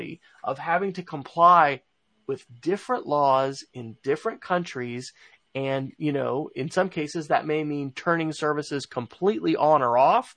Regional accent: United States; we in the United States

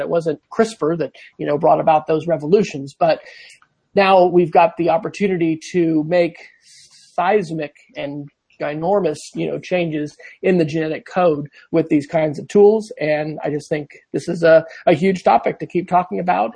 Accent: Manhattan, Kansas, United States; my hometown of Manhattan, Kansas

